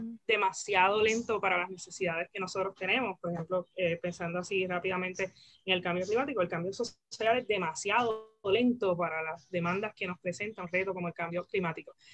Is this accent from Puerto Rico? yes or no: yes; Isabela, Puerto Rico; yo soy puertorriqueña, eh, nací nací, crecí eh, en Puerto Rico, en el área oeste, en Isabela.